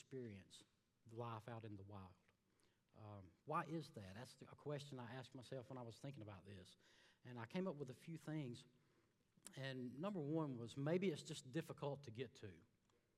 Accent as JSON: {"language": "English", "region": "Alabama", "country": "United States", "moved": "as an adult", "said": "I'm from a little town in Alabama. Came down here about 6 years ago"}